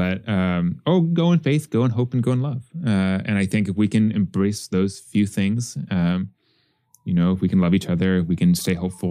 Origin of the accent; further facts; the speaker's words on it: Wisconsin, United States; I come from Wisconsin, where up until a couple of years ago, it was a single party state